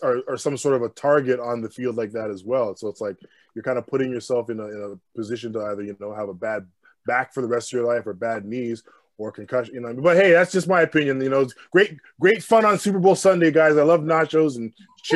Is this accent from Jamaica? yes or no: yes; Jamaica; as a Jamaican man, I know we're boisterous people.